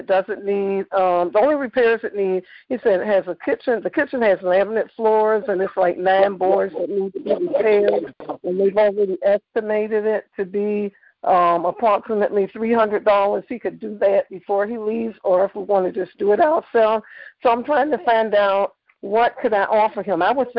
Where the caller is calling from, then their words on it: Savannah, Georgia, United States; I'm calling from Georgia, Savannah, Georgia.